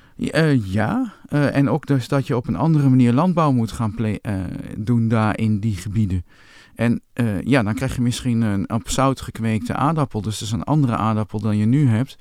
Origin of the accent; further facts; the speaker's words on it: Winterswijk, Gelderland, Netherlands; toen ik jong was in Winterswijk